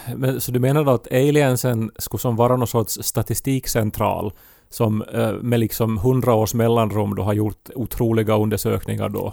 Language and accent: Swedish; Finland; är jag finländare